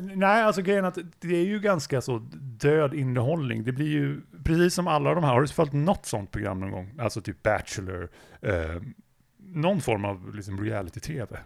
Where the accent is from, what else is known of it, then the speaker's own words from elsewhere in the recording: Gävle, Gävleborg County, Sweden; jag kom ju från Gävle från början